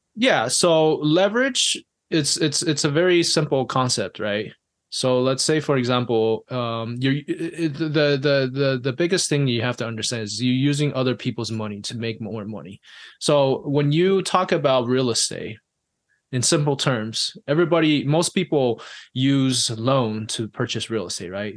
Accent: Taiwan; moved away; also born or lived in I'm originally from Taiwan.; I was born and raised in Taiwan

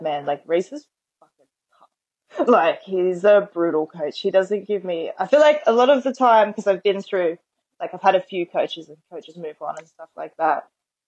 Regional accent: Penrith, New South Wales, Australia; we're both from the Penrith area

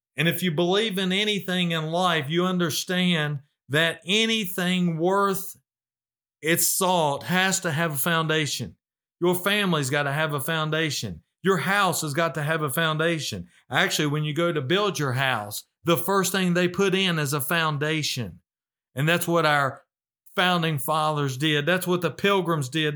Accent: United States; as American Bible believing Christians

